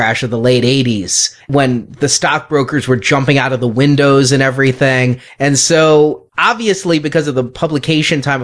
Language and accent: English; United States; I'm an American and product of the public school system